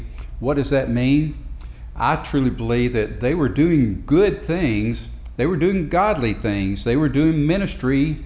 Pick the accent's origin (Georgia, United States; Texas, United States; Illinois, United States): Georgia, United States; Marietta; I grew up in Marietta, Georgia